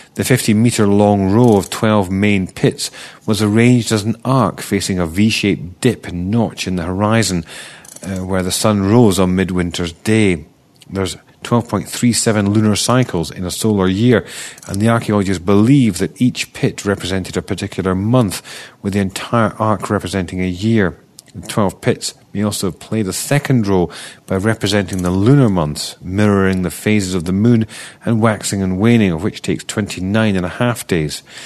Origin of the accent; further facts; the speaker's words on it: Scotland, United Kingdom; accent: Scottish; my Scottish accent